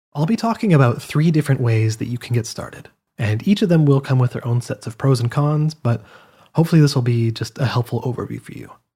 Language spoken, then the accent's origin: English; Canada; I'm from Canada